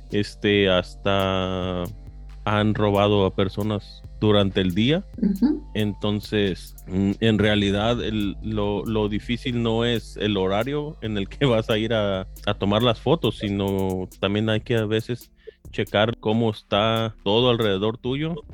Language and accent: Spanish; East Bay, California, United States; Sí, de aquí, del, este de la bahía.